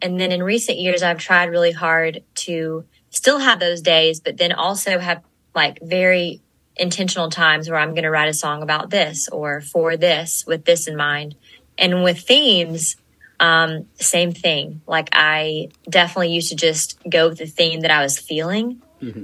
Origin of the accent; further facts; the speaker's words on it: Gainesville, Georgia, United States; I am from Gainesville, Georgia